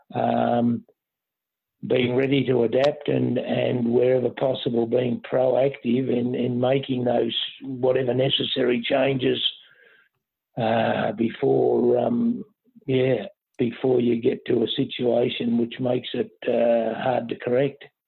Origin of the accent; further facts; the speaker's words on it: Moriac, Victoria, Australia; now in Derrinallum, Australia; I personally was born and bred uh, at Moriac